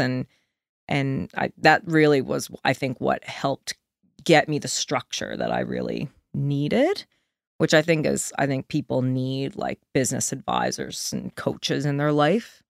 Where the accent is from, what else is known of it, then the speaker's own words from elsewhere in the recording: Deer Lake, Newfoundland and Labrador, Canada; moved away as an adult; also born or lived in Antigonish; we grew up in a nice little town on a lake, you know, like, called Deer Lake